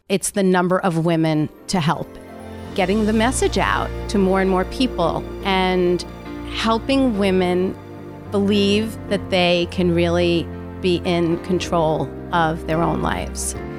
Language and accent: English; Long Island, New York, United States; I grew up on Long Island